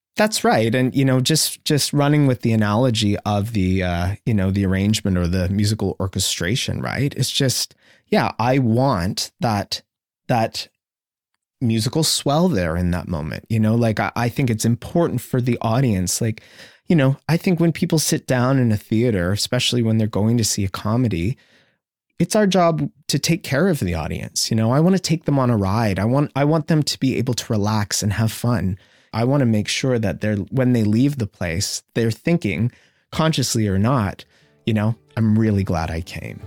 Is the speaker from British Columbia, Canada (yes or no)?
no; Sarnia, Ontario, Canada; growing up in Sarnia